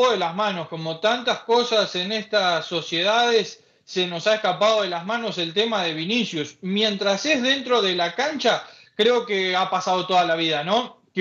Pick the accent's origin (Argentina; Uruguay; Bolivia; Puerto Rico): Uruguay; Leo, eh, creo que los más preocupados somos los uruguayos, ¿no?